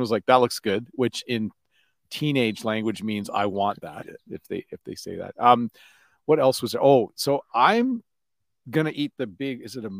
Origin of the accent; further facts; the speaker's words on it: Canada; No, I'm Canadian of, I want to say, Dutch descent.